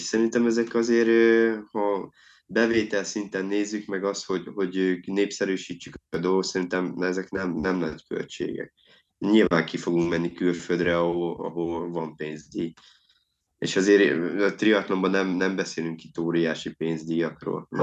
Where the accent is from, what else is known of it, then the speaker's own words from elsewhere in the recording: Szeged, Csongrád-Csanád, Hungary; én például ugye szegedi vagyok